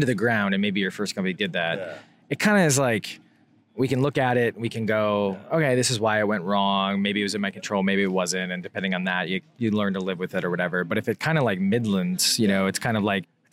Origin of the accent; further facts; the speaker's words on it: Wisconsin, United States; I grew up in Wisconsin